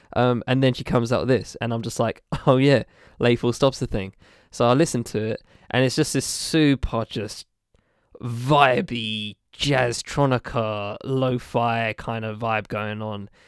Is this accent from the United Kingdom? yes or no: yes; United Kingdom; a British person who is of a mixed race